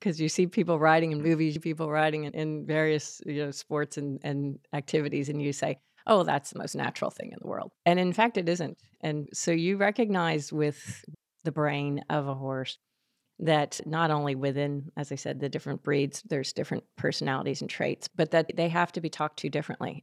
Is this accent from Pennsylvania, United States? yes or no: yes; Philadelphia, Pennsylvania, United States; I grew up outside of Philadelphia